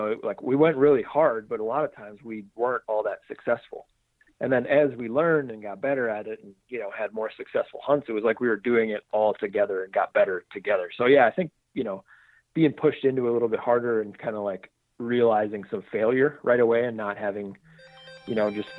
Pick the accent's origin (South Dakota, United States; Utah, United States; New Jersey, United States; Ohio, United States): South Dakota, United States; Sioux Falls; So I was born originally in Aberdeen, South Dakota. And then I was super young, and we actually moved to Sioux Falls. So I grew up in Sioux Falls, South Dakota, the very southeast corner.